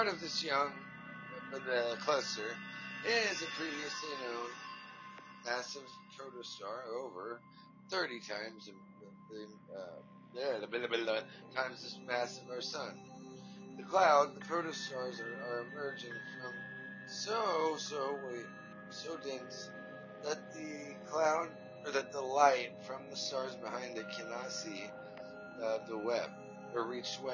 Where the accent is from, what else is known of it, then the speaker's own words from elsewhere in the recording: Tulsa, Oklahoma, United States; I'm from Tulsa, Oklahoma